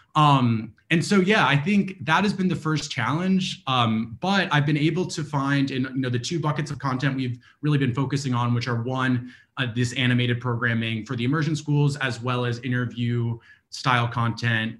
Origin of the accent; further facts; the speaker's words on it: New Orleans, Louisiana, United States; I'm from New Orleans. I'm here in New Orleans now